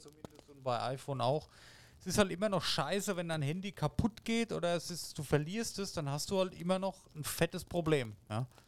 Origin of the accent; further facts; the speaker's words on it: Germany; hier bei uns in Deutschland